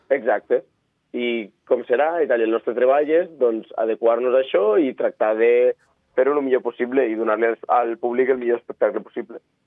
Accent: Andorra; soc d'Andorra

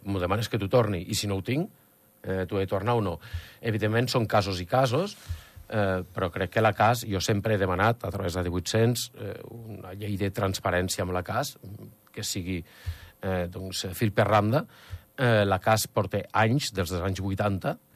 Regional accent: Escaldes-Engordany, Andorra; som andorrans, i portem tota la vida aquí

